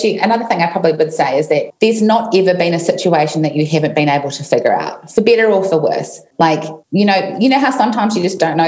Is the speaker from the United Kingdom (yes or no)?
no; New Zealand; I was in New Zealand, in my hometown. Where I am right now.